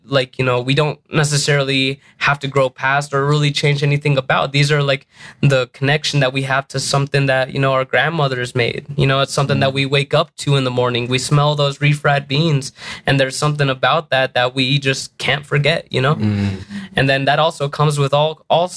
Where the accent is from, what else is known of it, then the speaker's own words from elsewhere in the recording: Denver, Colorado, United States; also born or lived in New Mexico; being a young kid here in Denver, I grew up